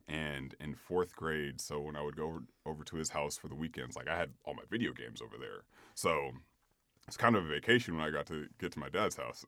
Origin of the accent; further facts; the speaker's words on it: Sacramento, California, United States; originally I'm from Sacramento, California.